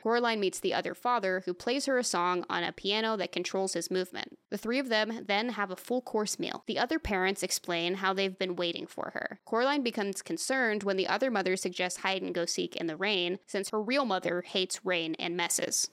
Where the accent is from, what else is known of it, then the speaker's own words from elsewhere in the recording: United States; as an American